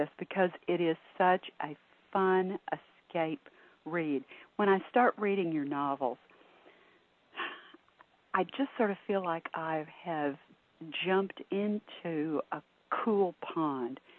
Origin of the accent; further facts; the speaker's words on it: Texas, United States; I'm a Texan too